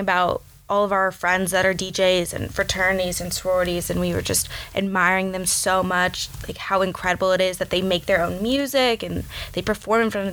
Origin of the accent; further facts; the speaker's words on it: Dallas, Texas, United States; moved away as an adult; now in California, United States; I am originally from Dallas, Texas